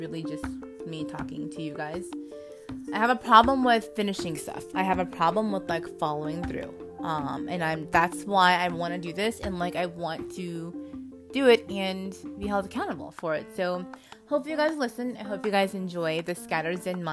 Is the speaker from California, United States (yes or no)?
yes; California, United States; now in Oklahoma City, United States; I am from California, but I live in Oklahoma City right now for work